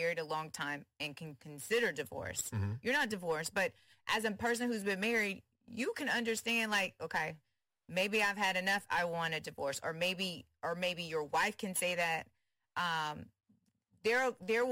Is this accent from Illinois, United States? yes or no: no; Houston, Texas, United States; I'm from Houston